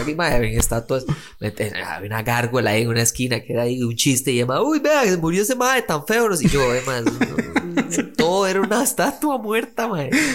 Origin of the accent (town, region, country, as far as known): Costa Rica